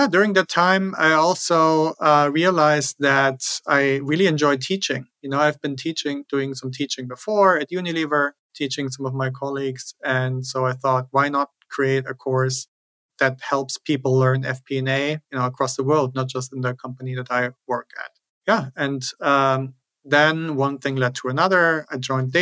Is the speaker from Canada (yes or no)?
no; Germany; moved away as an adult; also born or lived in Switzerland / New York City; now in United States; Originally, I'm from Germany. That's where I grew up.